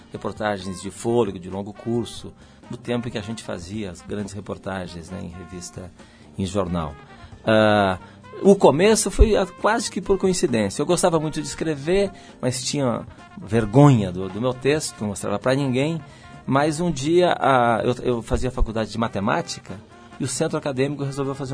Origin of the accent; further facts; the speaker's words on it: Porto Alegre, Rio Grande do Sul, Brazil; Tudo é, é, são opostos no Rio Grande do Sul.